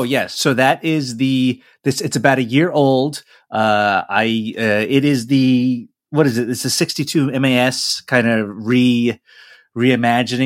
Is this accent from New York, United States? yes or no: yes; New York, United States; I'm, uh, you know, as American as apple pie, grew up in New York